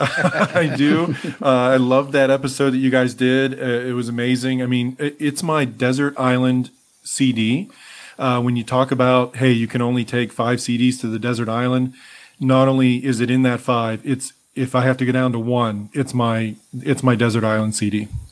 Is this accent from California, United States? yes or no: no; Altoona, Pennsylvania, United States; my hometown of Altoona, Pennsylvania